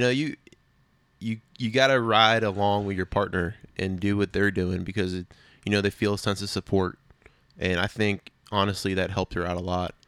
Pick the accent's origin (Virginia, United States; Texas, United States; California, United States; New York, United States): Virginia, United States; Prince William County; I was born and raised in Prince William County, Virginia